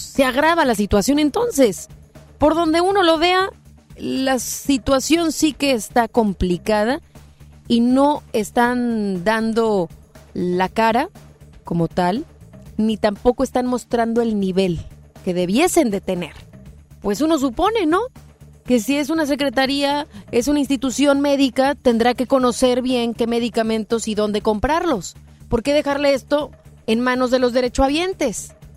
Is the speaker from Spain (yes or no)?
no; Mexico; somos nosotros mexicanos